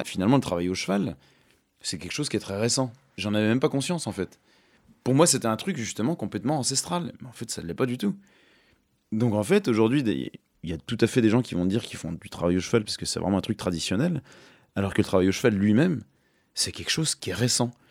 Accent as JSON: {"language": "French", "area": "Jura", "region": "Bourgogne-Franche-Comté", "country": "France", "said": "je me sens quand même enraciné dans le Jura"}